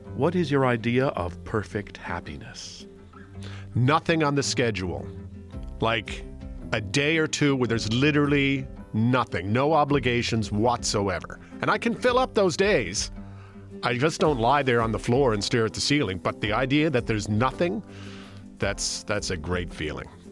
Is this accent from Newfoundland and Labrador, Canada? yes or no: yes; St. John's, Newfoundland and Labrador, Canada; now in Toronto, Canada; I grew up just outside of Saint John's, Newfoundland